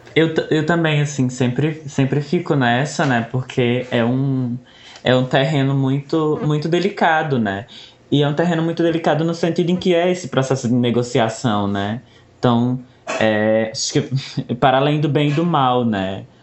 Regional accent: Cariri region, Ceará, Brazil; sou daqui da região do Cariri

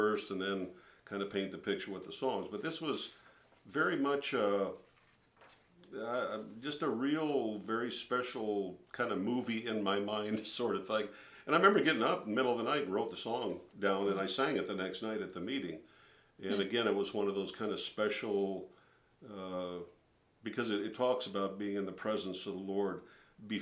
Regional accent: St. Paul Park, Minnesota, United States; I grew up in St. Paul Park, Minnesota, which is a suburb of St. Paul, Minnesota, Twin Cities area

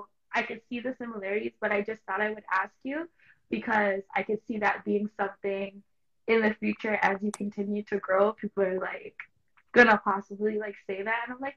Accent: Toronto, Ontario, Canada; I know from Toronto, like, yes, a lot of us are from Toronto, but like my family background is Jamaican on both sides.

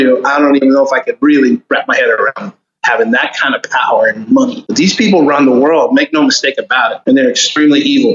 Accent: Homestead, Florida, United States; also born or lived in Miami; I was born and raised in Miami. And I was raised in South Florida, a small town called Homestead. That's where I grew up

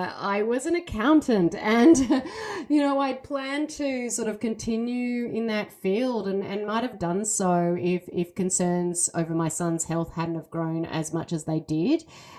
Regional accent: Australia; now in Seattle, United States; I know I don't sound like it, I am from Australia, but I do live in Seattle, Washington

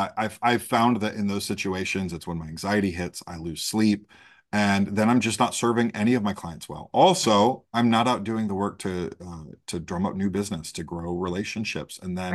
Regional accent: Great Lakes, United States; I was raised in the Great Lakes by a Southerner and an Ohioan. And so I kind of have just all of this kind of very Midwest Southern people pleasing thing.

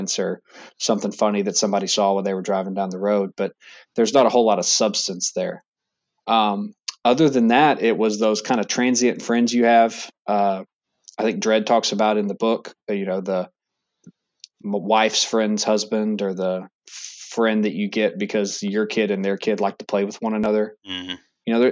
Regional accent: Texas, United States; moved away as an adult; now in Charlotte, United States; I'm from Texas originally. So I played football in high school

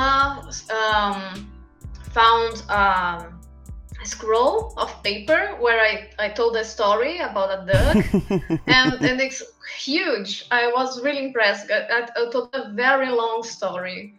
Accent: São Paulo, Brazil; English is a second language; I'm from Brazil, São Paulo

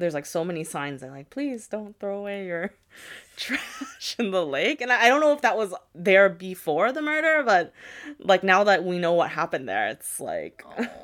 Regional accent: United States; my parents are from Japan, but I was born and raised in America

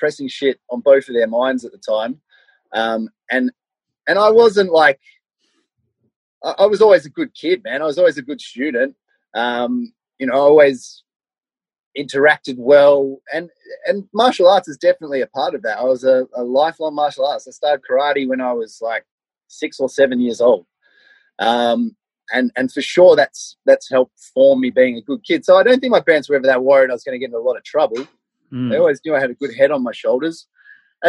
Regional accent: Melbourne, Victoria, Australia; I grew up in Melbourne. I grew up in the suburbs of Melbourne, you know, out sort of like Cheltenham, Chelsea, Frankston, out around that way

